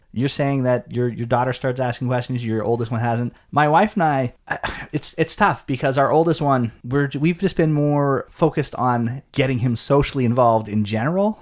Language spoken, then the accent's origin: English; Canada; we grew up in Canada